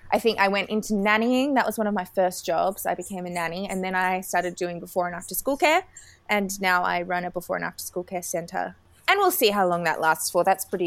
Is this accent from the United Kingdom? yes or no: no; Sydney, New South Wales, Australia; I am from Sydney, Australia. You can probably tell by the accent. I was born and raised here, which I'm very fortunate. It's a beautiful city to live in. I am an actor. I am 24 years old.